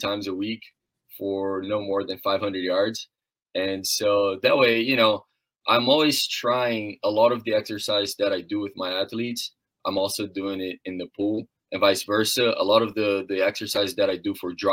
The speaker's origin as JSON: {"language": "English", "country": "Brazil", "tie": "born or raised there", "moved": "yes", "lives_now": "Muncie, United States", "said": "I come from a small town in Brazil, a very tiny town, didn't have too much structure to continue swimming after I hit that age of 13, 14"}